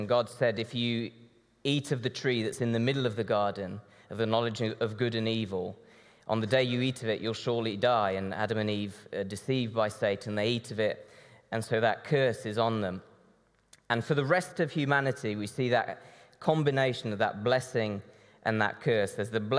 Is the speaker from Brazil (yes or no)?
yes; Brazil; now in United Kingdom; This church sent my mom and dad out to Brazil back in the 80s as missionaries. So I grew up in Brazil, and I now work fitting shutters in the Birmingham area.